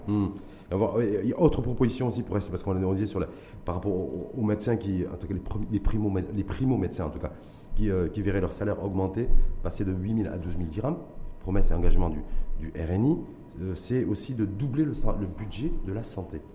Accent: Morocco; chez nous, au Maroc

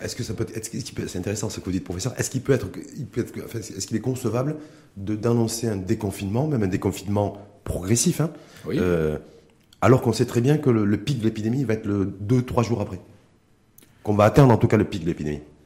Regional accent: Morocco; chez nous au Maroc

